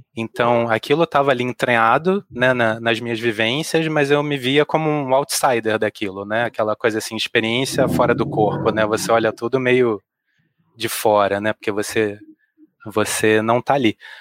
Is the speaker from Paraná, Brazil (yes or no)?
no; Rio de Janeiro, Brazil; Eu cresci num bairro chamado Rio Comprido